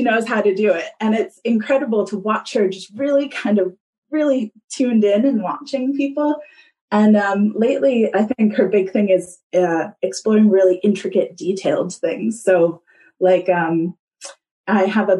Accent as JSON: {"language": "English", "country": "United States", "moved": "yes", "lives_now": "Kapiti Coast, New Zealand", "said": "I am originally from the States, as you can hear, though sometimes a few Kiwi words come out"}